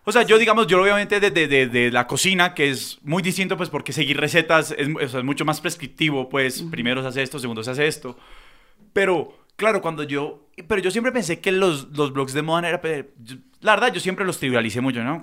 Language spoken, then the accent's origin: Spanish; Cali, Valle del Cauca, Colombia; accent: caleño; nosotros somos de Cali, si no se han dado cuenta por el acento